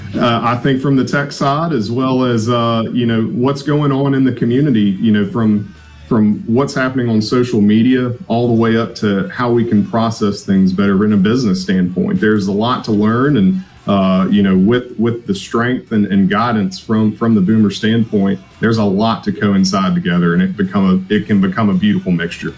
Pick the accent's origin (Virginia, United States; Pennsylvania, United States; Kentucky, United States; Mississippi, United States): Mississippi, United States; Gulfport; I was born and raised here in Gulfport